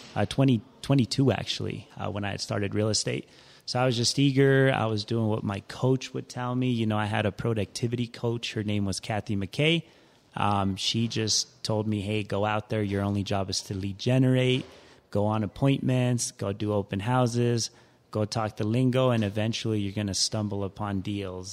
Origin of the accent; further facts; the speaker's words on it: Denver, Colorado, United States; also born or lived in Ciudad Juarez, Chihuahua, Mexico; I'm a Denver native, most will say. I've been here since I was five